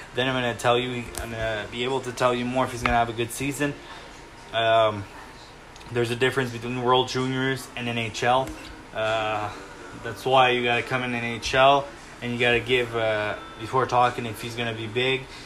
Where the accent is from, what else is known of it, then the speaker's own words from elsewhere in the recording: Canada; I'm Canadian